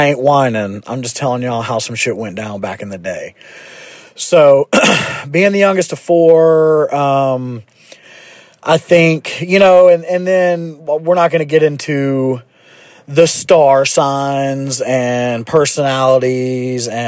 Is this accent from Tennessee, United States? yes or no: yes; Memphis, Tennessee, United States; born and raised in Memphis, Tennessee.